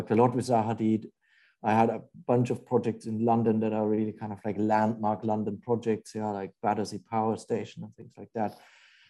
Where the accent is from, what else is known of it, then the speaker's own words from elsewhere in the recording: Germany; moved away as an adult; also born or lived in Japan / England; now in New York, United States; I'm German. I grew up in Germany